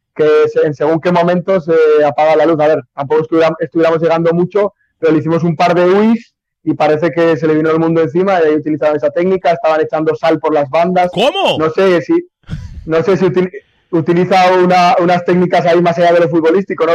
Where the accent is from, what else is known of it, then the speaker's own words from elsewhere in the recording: Spain; moved away as an adult; now in Nicaragua; soy español, me siento muy feliz en Nicaragua